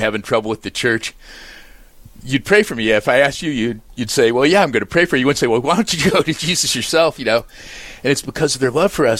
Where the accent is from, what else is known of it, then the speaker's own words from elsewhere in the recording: Melbourne, Florida, United States; now in North Dakota, United States; I grew up in Melbourne, Florida